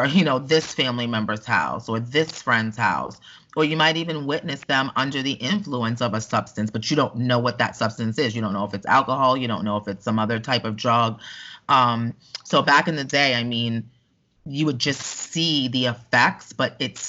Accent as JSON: {"language": "English", "region": "New York", "country": "United States", "tie": "born or raised there", "moved": "as an adult", "lives_now": "Orlando, United States", "said": "I grew up in New York"}